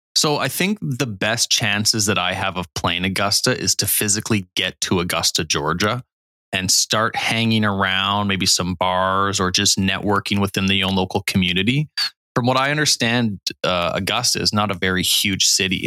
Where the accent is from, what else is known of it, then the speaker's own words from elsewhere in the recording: Canada; being Canadian